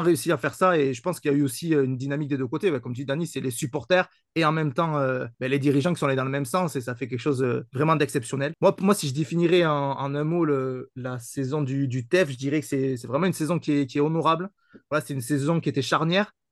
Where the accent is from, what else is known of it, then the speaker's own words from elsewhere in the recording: Toulouse region, Occitania, France; je suis issu de la région toulousaine